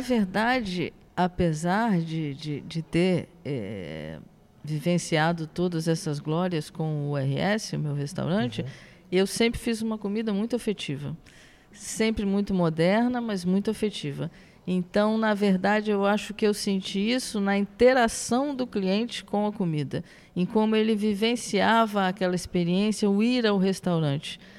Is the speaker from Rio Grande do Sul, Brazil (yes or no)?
yes; Rio Grande do Sul, Brazil; now in Rio de Janeiro, Brazil; Eu nasci no Rio Grande do Sul